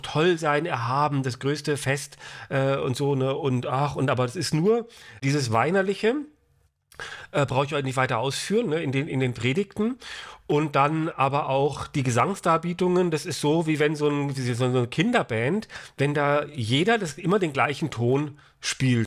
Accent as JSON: {"language": "German", "town": "Frankfurt", "region": "Hesse", "country": "Germany", "said": "ich komme ja hier aus Hessen, aus Frankfurt"}